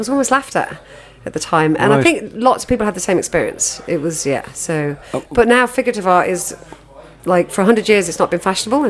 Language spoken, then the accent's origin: English; Derby, East Midlands, United Kingdom; moved away as an adult; now in Ireland; No, my parents are both from Kerry, but I was brought up in England, in Derby.